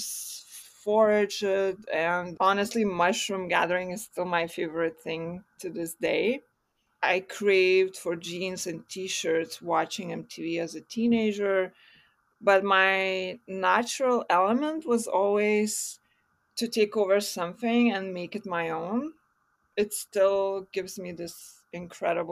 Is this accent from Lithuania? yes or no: yes; Vilnius, Vilnius County, Lithuania; I was born in Vilnius, Lithuania.